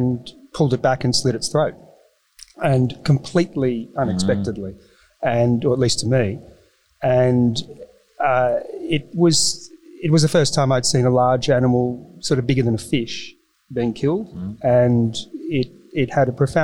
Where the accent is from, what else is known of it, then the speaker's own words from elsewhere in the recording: Melbourne, Victoria, Australia; now in Sydney, Australia; I grew up in Melbourne, very suburban